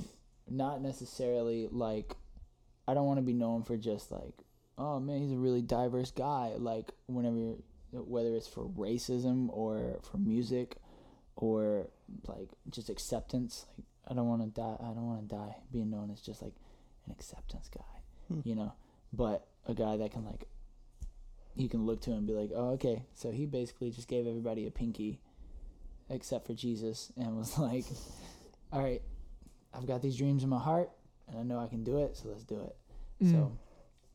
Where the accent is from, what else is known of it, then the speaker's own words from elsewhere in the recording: Toccoa, Georgia, United States; with all of us growing up in Tocoa